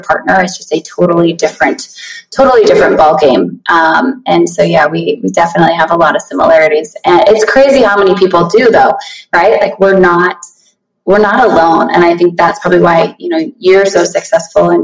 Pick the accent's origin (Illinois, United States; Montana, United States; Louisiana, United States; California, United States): Montana, United States; moved away as an adult; also born or lived in Billings, Montana; now in Las Vegas, United States; I grew up in Montana, born and raised up there.